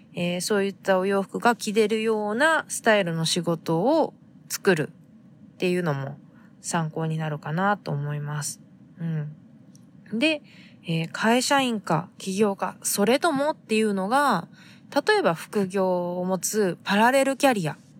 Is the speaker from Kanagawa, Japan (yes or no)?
no; Fukuoka, Japan; now in San Diego, United States; 私が生まれ育った、えー、福岡の海